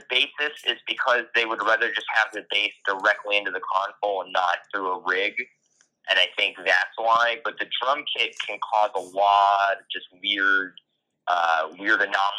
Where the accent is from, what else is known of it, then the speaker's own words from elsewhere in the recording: Pinellas County, Florida, United States; moved away; also born or lived in Tampa, Florida / Louisville, Kentucky; I was born in Tampa, and I grew up in Pinellas County, which is the adjacent county to Florida. So there's Hillsborough and Pinellas County.